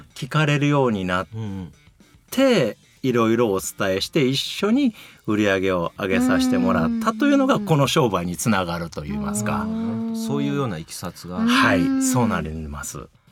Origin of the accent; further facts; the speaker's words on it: Kyoto, Japan; 京都出身ですので